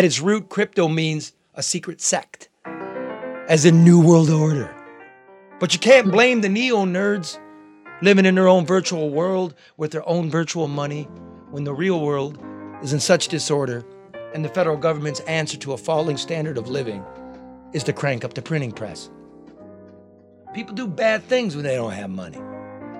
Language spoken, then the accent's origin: English; Midwest, United States; growing up in the Midwest